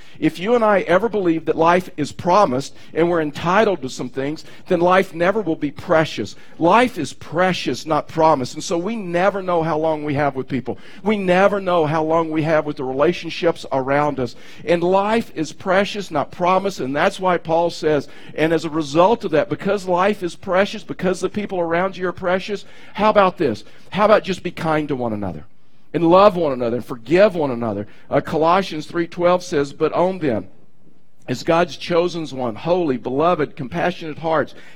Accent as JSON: {"language": "English", "region": "Texas", "country": "United States", "said": "I'm from Texas"}